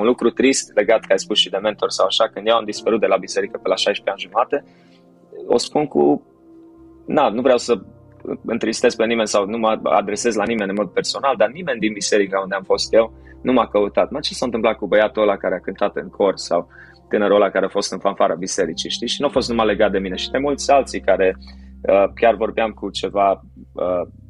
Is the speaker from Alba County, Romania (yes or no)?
no; Timișoara, Timiș County, Romania; născut și crescut la Timișoara